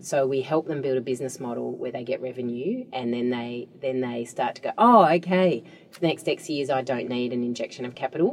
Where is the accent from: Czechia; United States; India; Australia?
Australia; as an Australian